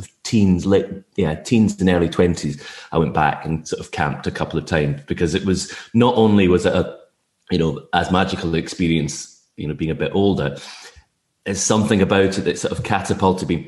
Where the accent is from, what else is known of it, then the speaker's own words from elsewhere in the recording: Tobermory, Scotland, United Kingdom; I grew up on the Isle of Mull